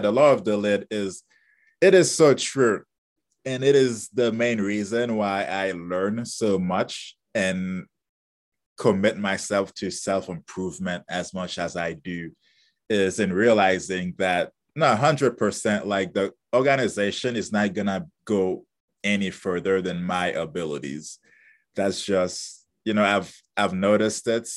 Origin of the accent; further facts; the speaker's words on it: Haiti; moved away; originally I'm from Haiti. That's where I was born and grew up.